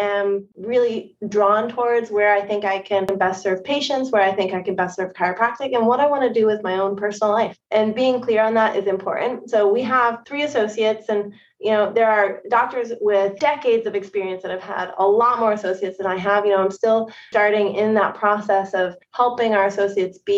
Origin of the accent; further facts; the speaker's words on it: New England, United States; moved away as an adult; also born or lived in Bay Area, California / Seattle, Washington; now in Portsmouth, United States; I'm from the East Coast